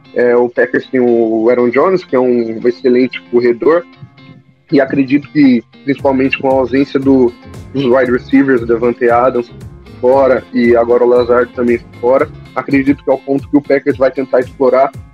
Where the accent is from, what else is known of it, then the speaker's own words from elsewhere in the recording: Campinas, São Paulo, Brazil; eu sou de Campinas, torcedor